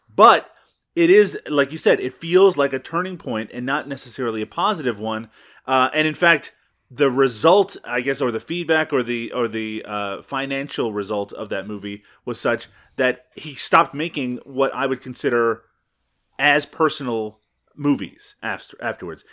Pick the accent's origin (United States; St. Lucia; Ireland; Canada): Canada; I'm Canadian.